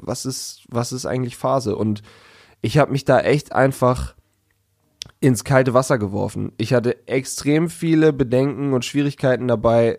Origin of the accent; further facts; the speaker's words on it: Hanover, Lower Saxony, Germany; aus Hannover